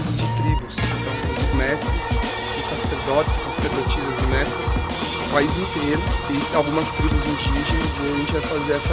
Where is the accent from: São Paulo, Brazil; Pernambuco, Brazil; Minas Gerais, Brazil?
Pernambuco, Brazil; Olinda; Eu venho lá de Olinda.